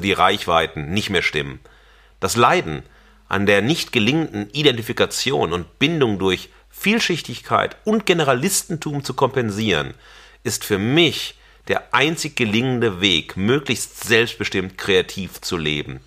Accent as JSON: {"language": "German", "town": "Xanten", "region": "North Rhine-Westphalia", "country": "Germany", "tie": "born or raised there", "also_born_or_lived": "Wesel", "said": "meine äh, Schuljahre waren in Xanten am Niederrhein"}